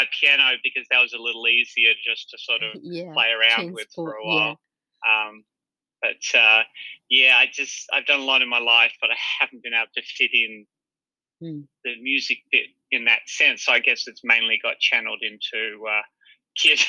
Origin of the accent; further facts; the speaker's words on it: Hobart, Tasmania, Australia; also born or lived in China; I grew up in Hobart.